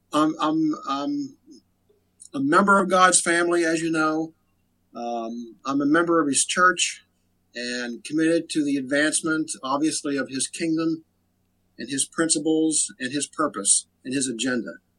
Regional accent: Frostburg, Maryland, United States; now in Cumberland, United States; I'm from Frostburg. Grew up in Frostburg

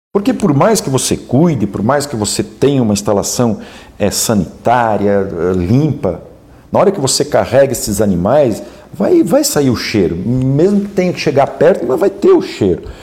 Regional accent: Pomerode, Santa Catarina, Brazil; born or raised there; now in Braço do Norte, Brazil

